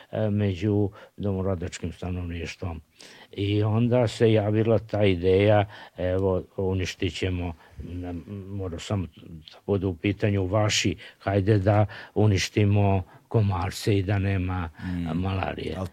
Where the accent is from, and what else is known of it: Serbia